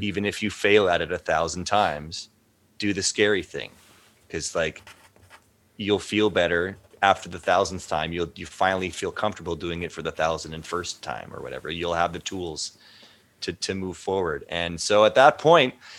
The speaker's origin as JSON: {"language": "English", "country": "Canada", "said": "as a Canadian citizen since birth for 40 years"}